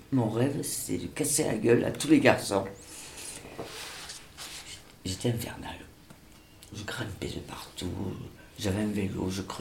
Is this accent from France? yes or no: no; Senegal; born there; Je suis née au Sénégal le 5 septembre 1946 parce que mon père était à trésorerie générale.